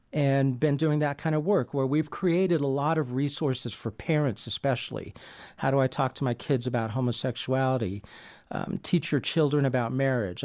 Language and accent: English; San Diego, California, United States; I grew up in San Diego, California